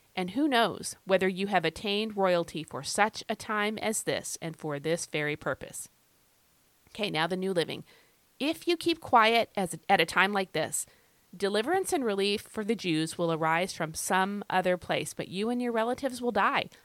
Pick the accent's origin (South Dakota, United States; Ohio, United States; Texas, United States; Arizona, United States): South Dakota, United States; Rapid City; moved away; I was born in Rapid City, South Dakota